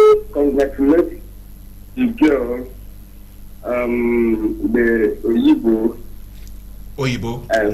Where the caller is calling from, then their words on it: Port Harcourt, Rivers State, Nigeria; I'm calling from Transamadi.